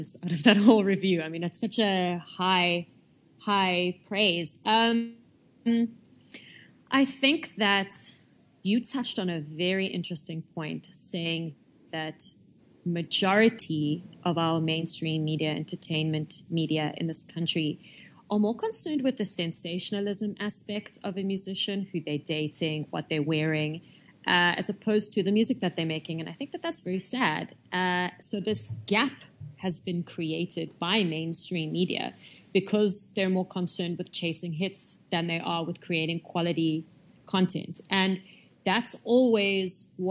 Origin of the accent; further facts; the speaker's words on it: South Africa; My parents are Italian. I guess that makes me Italian, but I was born in South Africa, so first generation South African